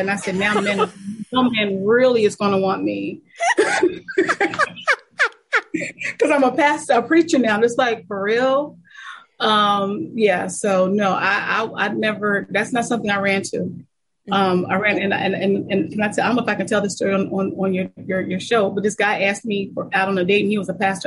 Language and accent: English; Lancaster, Pennsylvania, United States; I was born and raised in Lancaster, Pennsylvania